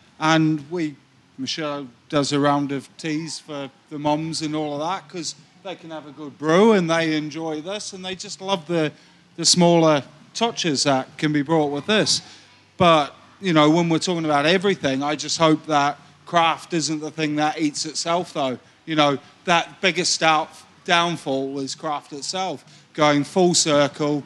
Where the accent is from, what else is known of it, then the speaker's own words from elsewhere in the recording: New Zealand; moved away as an adult; now in United Kingdom; I'm from New Zealand